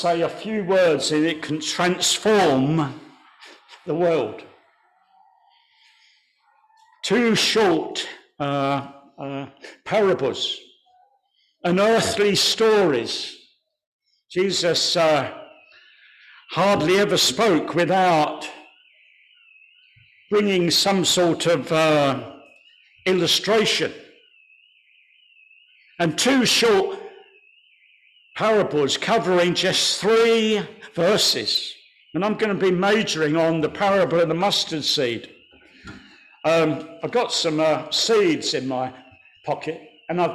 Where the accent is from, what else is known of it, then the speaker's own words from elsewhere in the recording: Kent, South East England, United Kingdom; I was born in Kent.